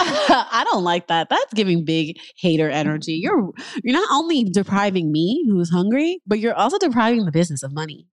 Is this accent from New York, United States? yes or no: yes; New York, United States; moved away as an adult; also born or lived in Harlem; now in Los Angeles, United States; I'm in L A, I'm originally from New York